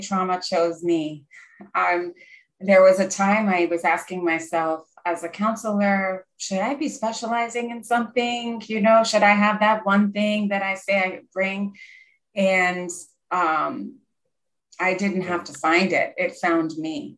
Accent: Pennsylvania, United States; I grew up in Pennsylvania in the USA. We're in the Northeast, and I lived about one hour north of Philadelphia

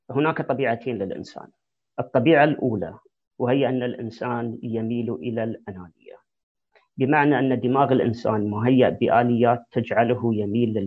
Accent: Saudi Arabia; moved away; القيم والاخلاق الايجابيه اللي جيت فيها من السعوديه

